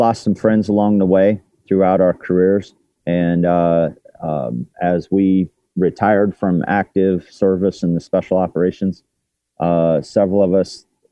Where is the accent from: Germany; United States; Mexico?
United States; Kansas; my home state of Kansas